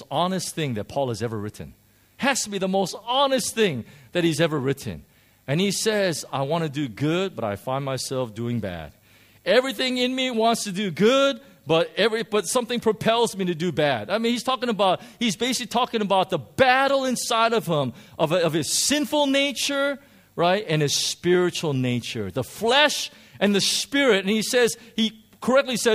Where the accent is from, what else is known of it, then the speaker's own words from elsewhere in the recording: United States; moved away; I grew up in America